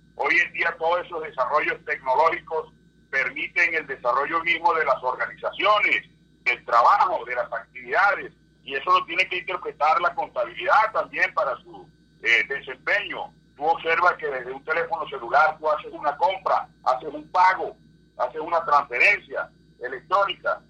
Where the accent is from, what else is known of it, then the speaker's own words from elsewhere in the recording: Villanueva, La Guajira, Colombia; now in Bogotá, Colombia; soy oriundo de Villanueva, en La Guajira. Vivo en Bogotá hace 37 años